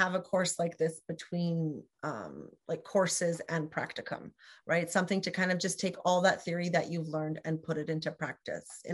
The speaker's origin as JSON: {"language": "English", "country": "Canada", "said": "We're both Canadian SLPs"}